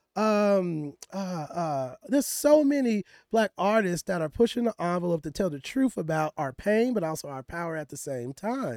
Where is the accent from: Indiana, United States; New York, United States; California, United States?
California, United States; Richmond; I'm from Richmond, California, which is the hood of the hood in the Bay Area.